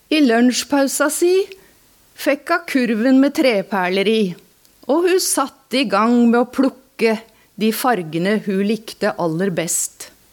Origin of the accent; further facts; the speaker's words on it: Alvdal, Innlandet, Norway; now in Asker, Norway; Jeg bor i Asker, men jeg har vokst opp i Alvdal.